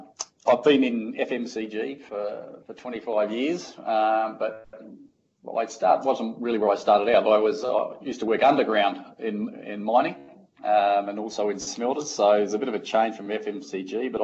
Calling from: Singapore; I'm back in Singapore, so I've sort of been around the world just recently, so my role's global, but today I'm calling from Singapore.

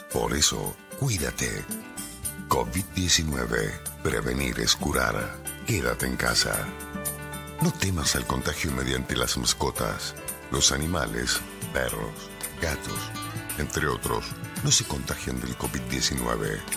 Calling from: Argentina; estoy escuchando la radio desde Argentina.

